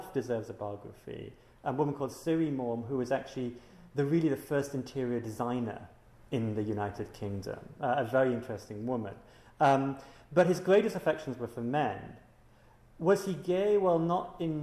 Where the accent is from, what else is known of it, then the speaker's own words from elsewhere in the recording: Singapore; I'm from Singapore